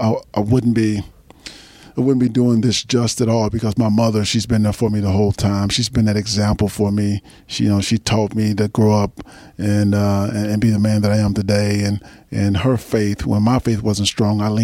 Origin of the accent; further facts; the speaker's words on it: 30 minutes north of Dallas, Texas, United States; now in Los Angeles, United States; sort of my hometown. I grew up, you know, 30 minutes north of Dallas